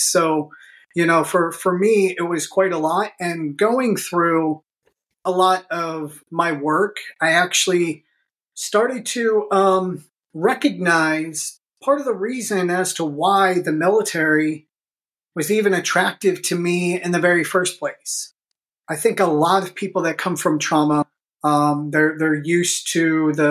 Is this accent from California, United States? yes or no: no; Pittsburgh, Pennsylvania, United States; I grew up here in Pittsburgh